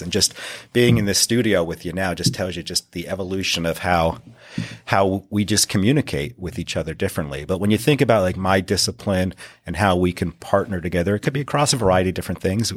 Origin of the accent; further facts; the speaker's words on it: northeastern Pennsylvania, United States; I grew up in the northeastern part of Pennsylvania.